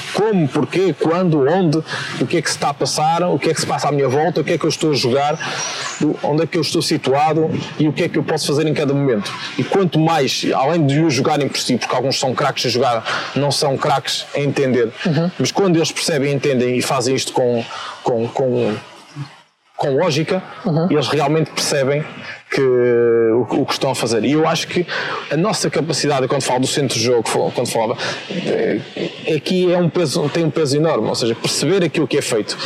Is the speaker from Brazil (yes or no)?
no; Vila Pouca de Aguiar, Norte, Portugal; eu sou de Sabroso e Guiar, uma aldeia no, no concelho de Vila Pouca, distrito de Vila Real